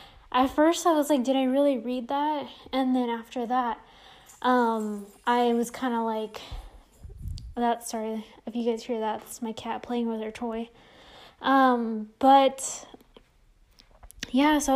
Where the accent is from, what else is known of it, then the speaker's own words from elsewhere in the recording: San Jose, California, United States; moved away as an adult; now in Las Vegas, United States; I'm originally from the Bay Area, from San Jose, California.